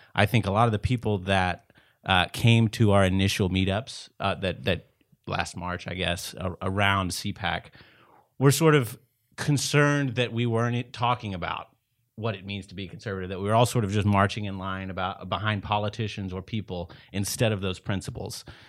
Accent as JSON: {"language": "English", "region": "East Texas", "country": "United States", "tie": "born or raised there", "said": "born and raised in East Texas"}